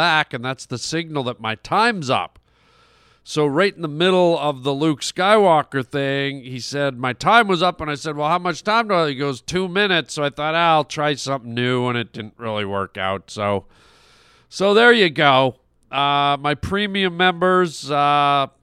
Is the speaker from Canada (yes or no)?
yes; Canada; When I was a little boy, I grew up in Canada